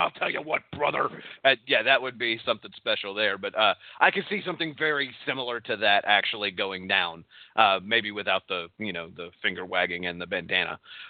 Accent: Texas, United States; accent: Texas; My Texas accent can go a little bit deeper, and I could talk like this.

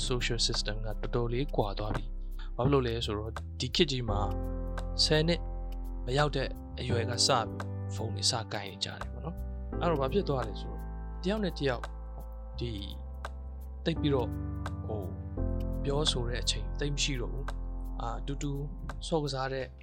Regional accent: Myitkyina, Kachin State, Myanmar; born or raised there

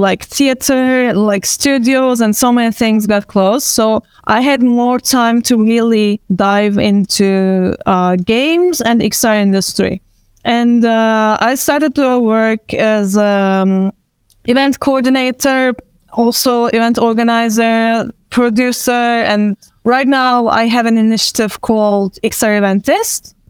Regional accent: Istanbul, Turkey; first language Turkish; English is a second language; I'm from Istanbul

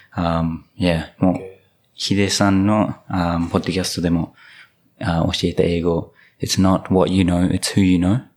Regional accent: New Zealand; moved away; 僕の母国ニュージーランド

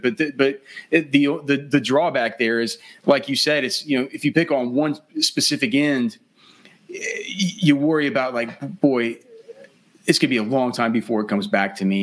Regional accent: Texas, United States; I'm from I'm from Texas. I've sp- spent my whole life here.

